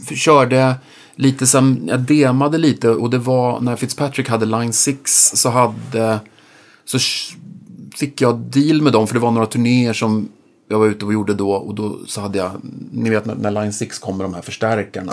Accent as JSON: {"language": "Swedish", "town": "Norrköping", "region": "Östergötland", "country": "Sweden", "said": "i Norrköping, där jag kommer ifrån"}